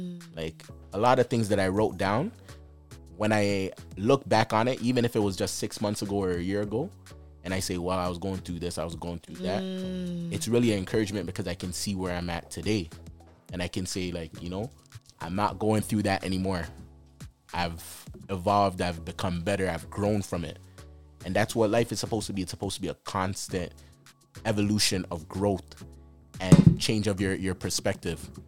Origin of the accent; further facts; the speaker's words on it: Jamaica; I'm Jamaican